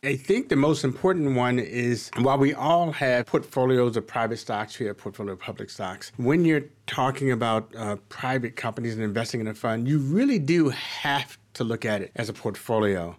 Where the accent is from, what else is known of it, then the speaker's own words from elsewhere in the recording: Baltimore, Maryland, United States; I'm from Baltimore. I was born and, and, and raised at and very much multi-generational Baltimorean and, uh, Marylander